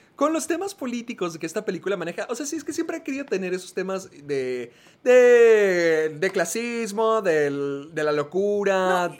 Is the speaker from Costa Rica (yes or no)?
no; El Paso, Texas, United States; en El Paso, Texas, el lugar donde Sergio vive y donde yo nací